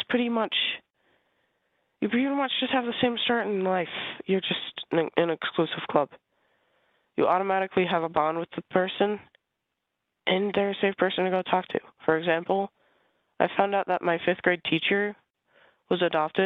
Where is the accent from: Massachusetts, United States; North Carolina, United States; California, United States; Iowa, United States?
Iowa, United States; I was born in Iowa, and I was adopted as an infant